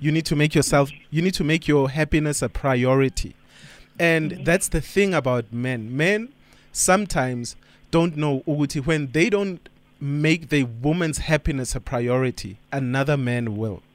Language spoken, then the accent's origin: English; Johannesburg, Gauteng, South Africa; I'm from Joburg